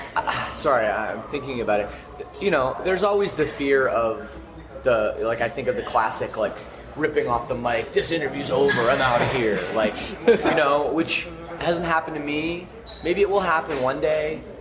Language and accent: English; Canada; I'm from Canada where it gets very cold